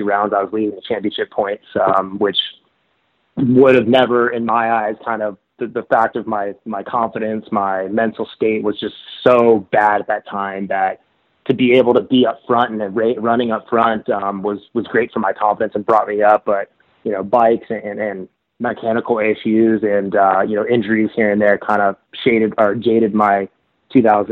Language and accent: English; Washington, District of Columbia, United States; growing up in Washington, D.C.